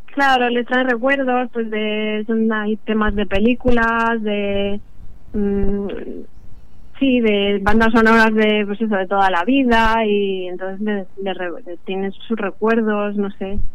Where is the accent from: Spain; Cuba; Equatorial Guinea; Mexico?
Spain; Azuqueca de Henares, Castilla-La Mancha; Yo soy de Azuqueca, de Nares, Guadalajara